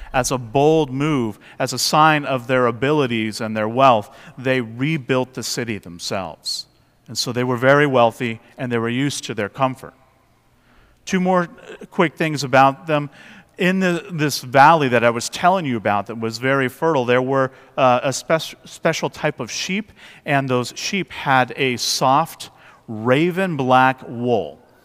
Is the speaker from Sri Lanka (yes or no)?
no; West Coast, United States; moved away; I grew up on the West Coast